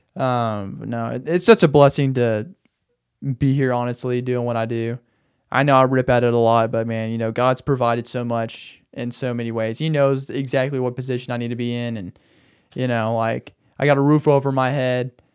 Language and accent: English; Arkansas, United States; moved away as an adult; also born or lived in Phoenix area, Arizona; now in Phoenix, United States; I tell 'em I'm from a small town. I tell 'em I'm from Arkansas.